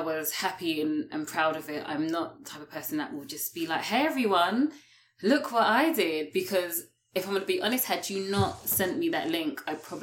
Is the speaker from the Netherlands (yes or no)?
no; United Kingdom; moved away as an adult; also born or lived in London; now in Toronto, Canada; I'm a British expat that's currently here